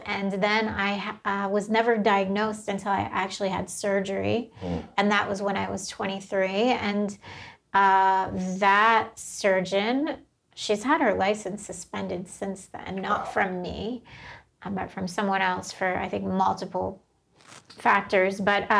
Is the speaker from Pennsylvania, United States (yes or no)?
no; Trenton, New Jersey, United States; now in Los Angeles, United States; I grew up in Trenton, New Jersey, mm-hmm. which was a pretty rough neighborhood.